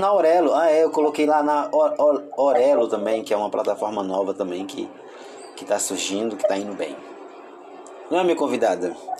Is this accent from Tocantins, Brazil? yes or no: yes; Tocantins, Brazil; sou do Tocantins